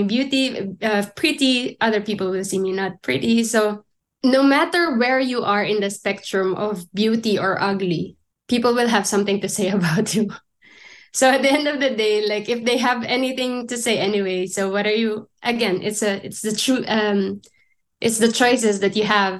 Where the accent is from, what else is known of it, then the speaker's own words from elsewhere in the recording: Philippines; moved away as an adult; now in Germany; growing up in the Philippines